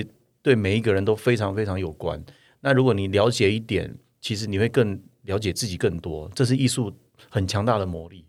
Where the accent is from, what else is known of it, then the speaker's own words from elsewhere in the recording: Taiwan; 我们台湾人没有跑过那么接近九秒哎。